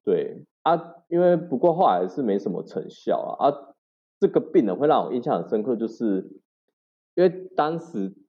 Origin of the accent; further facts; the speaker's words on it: Chiayi, Taiwan; also born or lived in Taipei / Tainan; 我是嘉义人，今年二十七岁，然后五专就读嘉义的崇仁护专的护理系